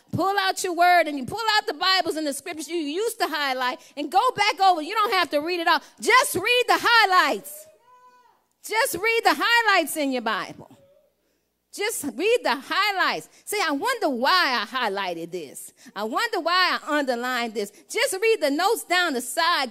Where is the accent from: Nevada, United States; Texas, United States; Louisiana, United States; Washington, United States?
Louisiana, United States; I'm from Louisiana